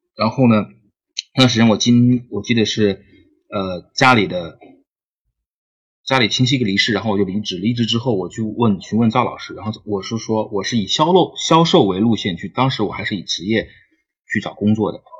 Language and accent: Chinese; Jiangxi, China; now in Shenzhen, China; 我是江西人，我是二零一二年毕业的。然后呢，一直在深圳工作